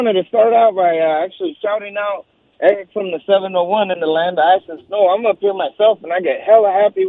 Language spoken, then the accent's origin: English; Central Coast, California, United States; now in Fargo, United States; I'm from the Central Coast